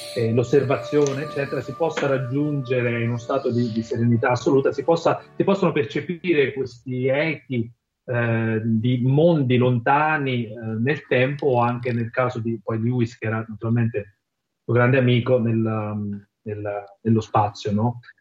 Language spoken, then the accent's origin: Italian; Campania, Italy; moved away as an adult; la mia terra di origine, che è la Campania